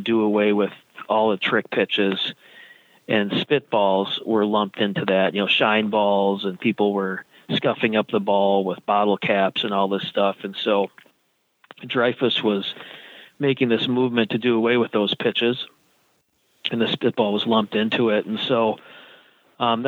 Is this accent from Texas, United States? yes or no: no; Eau Claire, Wisconsin, United States; my hometown, Eau Claire, Wisconsin